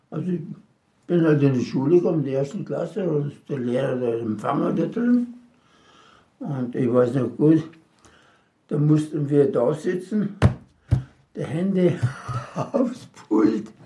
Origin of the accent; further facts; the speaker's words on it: Czechia; born there; Geboren bin ich im Sudetenland, das ist praktisch die Tschechei